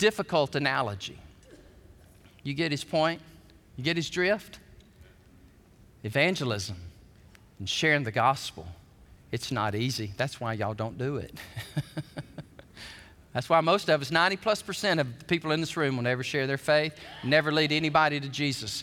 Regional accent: Alabama, United States; When I was a kid growing up in Alabama

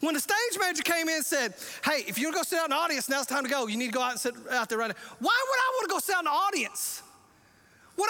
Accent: the South, United States; I'm from the South.

